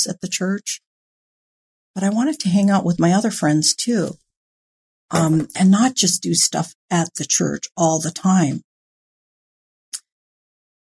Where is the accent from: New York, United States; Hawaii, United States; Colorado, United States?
Hawaii, United States; now in California, United States; I was born and raised in Hawaii